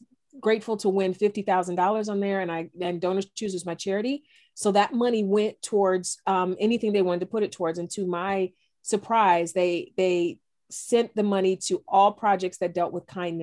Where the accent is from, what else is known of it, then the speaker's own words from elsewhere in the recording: East Cleveland, Ohio, United States; I grew up in East Cleveland, a single parent home